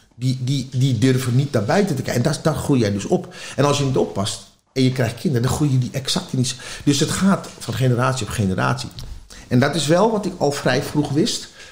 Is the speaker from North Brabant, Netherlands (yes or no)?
no; Amsterdam, North Holland, Netherlands; Ik ben in Amsterdam geboren